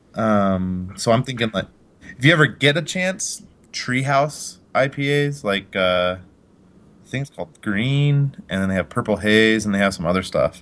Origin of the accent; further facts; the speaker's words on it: Colorado, United States; also born or lived in Utah; I moved here when I was about five